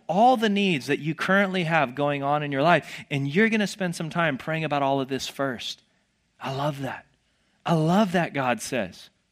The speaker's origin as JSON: {"language": "English", "region": "the South", "country": "United States", "tie": "born or raised there", "said": "I grew up in the South"}